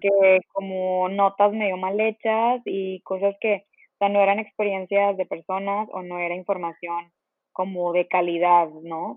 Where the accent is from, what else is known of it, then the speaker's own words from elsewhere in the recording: Monterrey, Nuevo León, Mexico; moved away as an adult; also born or lived in Mexico City; yo soy de Monterrey y estaba viviendo en la Ciudad de México